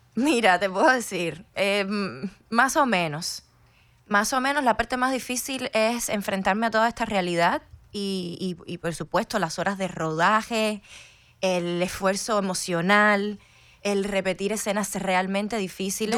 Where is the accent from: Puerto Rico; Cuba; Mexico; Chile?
Cuba; Havana; moved away as an adult; now in United States; llegué a los 20, entonces crecí, por supuesto, en, La Habana.